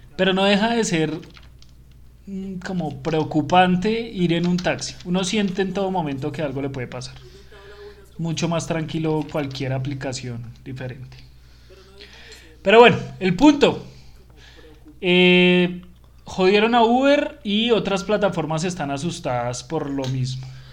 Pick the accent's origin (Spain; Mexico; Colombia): Colombia; Colombia, que somos los lambones de Sudamérica